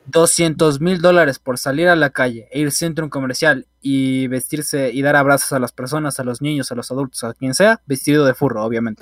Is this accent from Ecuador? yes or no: yes; Ecuador; el cincuenta, cuarenta por ciento de los ecuatorianos hacemos eso